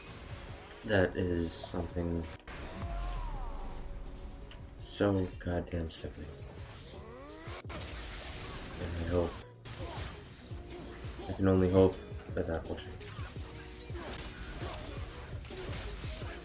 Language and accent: English; Canada; As a Canadian, solely Canadian